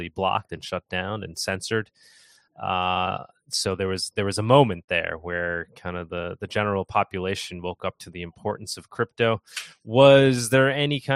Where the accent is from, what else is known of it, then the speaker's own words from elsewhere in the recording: New York, United States; I'm from New York over here